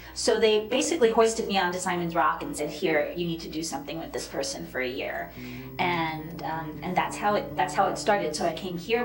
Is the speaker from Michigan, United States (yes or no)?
no; Poughkeepsie, New York, United States; moved away as an adult; also born or lived in Rhinebeck, New York / Spain; I was born in Rhinebeck, New York, and I grew up in the Hudson Valley, primarily in um, the suburbs of Poughkeepsie.